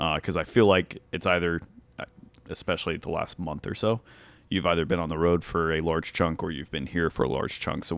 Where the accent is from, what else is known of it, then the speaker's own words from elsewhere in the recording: Nashville, Tennessee, United States; So that's where I grew up. That's my hometown, and it is still to this day wild to me, like, for people to be like, oh yeah, I want to go vacation in Nashville